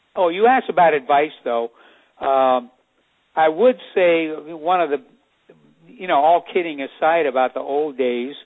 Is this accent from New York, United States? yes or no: no; El Cerrito, California, United States; my hometown of El Cerrito